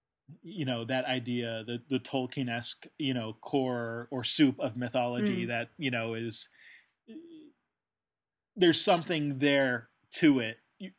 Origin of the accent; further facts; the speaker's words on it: United Kingdom; yes, I'm British, so I, you know, never said anything about it